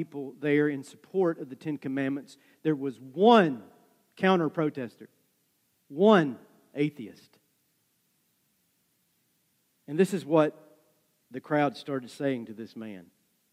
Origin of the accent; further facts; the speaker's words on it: just south of Dayton, Tennessee, United States; moved away; Dayton, Tennessee is just north of where I grew up